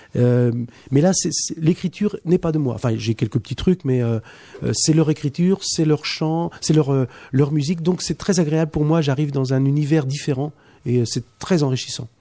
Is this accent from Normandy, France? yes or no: no; Poitiers, Nouvelle-Aquitaine, France; chez moi, de Poitiers. On est tous de Poitiers.